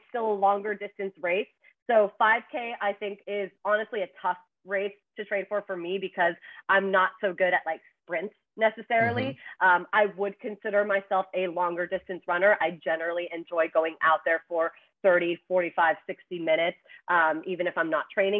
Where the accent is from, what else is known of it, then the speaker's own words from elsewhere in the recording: Toronto, Ontario, Canada; moved away as an adult; now in New York City, United States; in Toronto, my hometown.